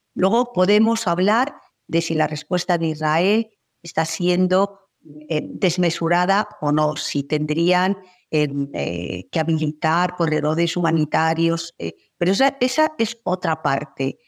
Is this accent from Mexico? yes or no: no; Spain; en mi país